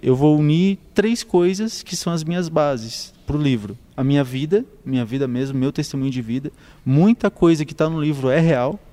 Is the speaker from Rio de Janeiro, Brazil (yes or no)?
no; Tubarão, Santa Catarina, Brazil; also born or lived in Sombrio; Eu nasci aqui, morei aqui até os oito anos